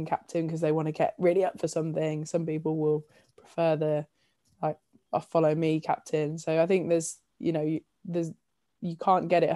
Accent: Leicestershire, East Midlands, United Kingdom; growing up in Leicestershire and still having loads of my family here

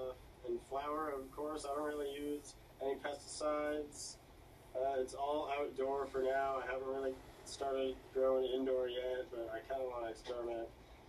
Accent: Tahoe, California, United States; also born or lived in Placerville, California; I guess I was born in Placerville, California, up north. Grew up in Tahoe. Moved around a lot.

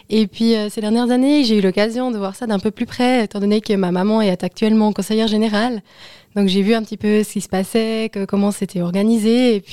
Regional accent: Saint-Maurice, Valais, Switzerland; alors, euh, j'ai 26 ans, j'ai grandi à Saint-Maurice, j'ai fait toutes mes écoles à Saint-Maurice jusqu'au collège.

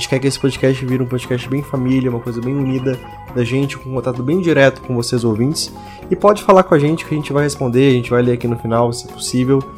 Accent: Belo Horizonte, Minas Gerais, Brazil; era um cursinho de preparatório para Cefet e Coltec, que lá de Belo Horizonte, que é minha cidade natal, é o cursos técnicos, né?

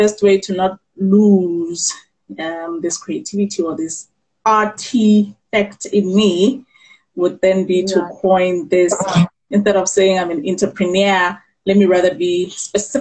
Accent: Bloemfontein, Free State, South Africa; born and bred in Bloemfontein in the Free State.

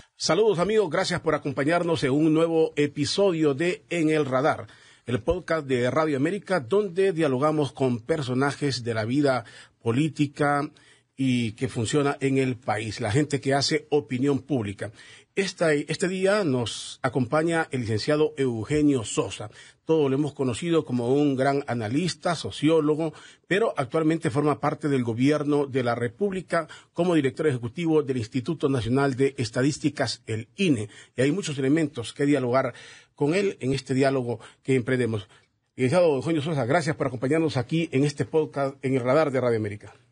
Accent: Honduras; como hondureños

